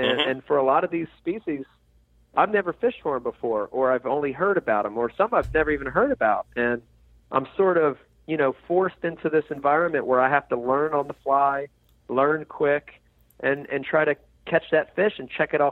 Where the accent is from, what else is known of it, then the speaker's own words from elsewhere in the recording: New Jersey, United States; growing up in New Jersey